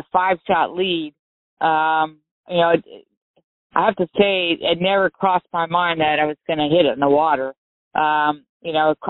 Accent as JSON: {"language": "English", "town": "Santa Cruz", "region": "California", "country": "United States", "tie": "born or raised there"}